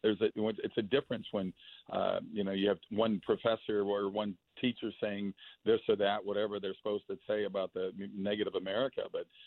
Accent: Minnesota, United States; I grew up in Minnesota

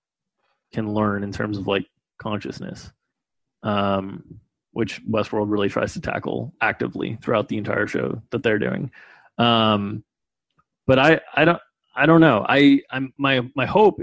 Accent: United States; I was born in the United States to a well-off family

